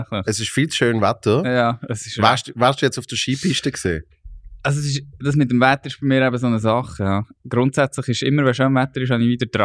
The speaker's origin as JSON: {"language": "German", "town": "Basel", "region": "Basel-Stadt", "country": "Switzerland", "accent": "Basel German", "said": "Eigentlich bin ich ja Basler."}